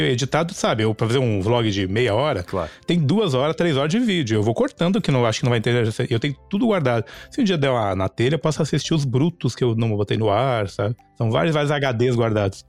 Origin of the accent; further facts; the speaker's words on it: Porto Alegre, Rio Grande do Sul, Brazil; moved away as an adult; also born or lived in Caxias do Sul; now in Orlando, United States; Sou um cara que nasci no Rio Grande do Sul, nasci no interior, mamãe se separou do papai com três anos, aí morei a vida inteira em Porto Alegre